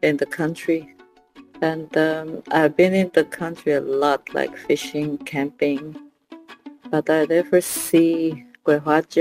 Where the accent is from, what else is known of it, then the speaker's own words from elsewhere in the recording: Natuashish, Newfoundland and Labrador, Canada; I'm from Natoshish, Labrador.